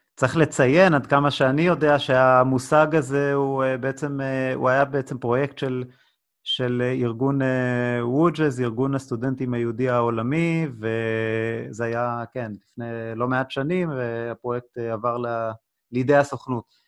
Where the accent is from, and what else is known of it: Israel